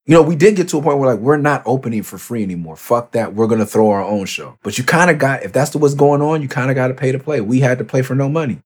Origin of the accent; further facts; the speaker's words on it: Los Angeles, California, United States; I got a tattoo that says Cloverdale. Like, you wanna know where I'm from? Like, that's where I'm from